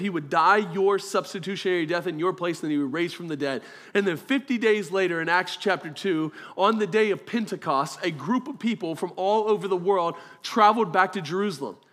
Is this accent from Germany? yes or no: yes; Germany; moved away; I was born in Germany